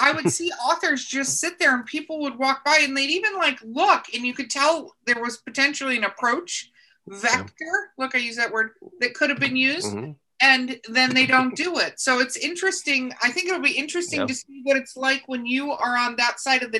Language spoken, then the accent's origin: English; United States; we're American